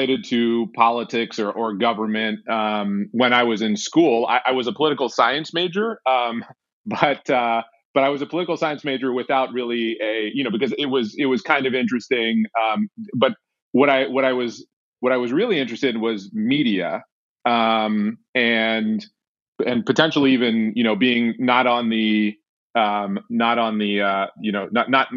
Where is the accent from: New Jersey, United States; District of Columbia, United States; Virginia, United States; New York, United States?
District of Columbia, United States; Washington; I was born in Washington, D.C., and I grew up in Washington, D.C.